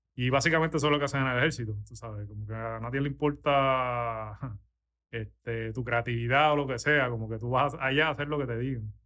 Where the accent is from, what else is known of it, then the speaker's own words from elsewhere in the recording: San Juan, Puerto Rico; moved away as an adult; now in Orlando, United States; yo soy de San Juan, de, aquí de San Juan, eh, me crié en, Las Lomas. Ahora mismo vivo en Orlando